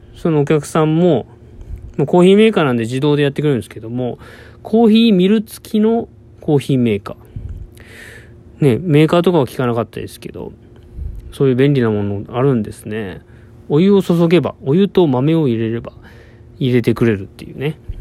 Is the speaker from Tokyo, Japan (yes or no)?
no; Fukuoka, Japan; moved away as an adult; also born or lived in Kagoshima; 僕の実家は福岡にあるんですけども